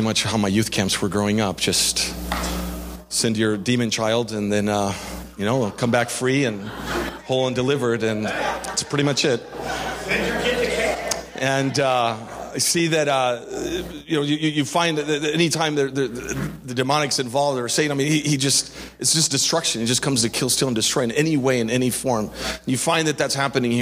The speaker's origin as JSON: {"language": "English", "region": "Canary Islands", "country": "Spain", "tie": "born or raised there", "moved": "yes", "said": "I grew up in Spain in the Canary Islands"}